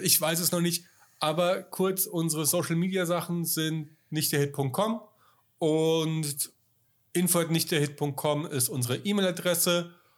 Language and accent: German; Bavaria, Germany; ich bin ja in Bayern aufgewachsen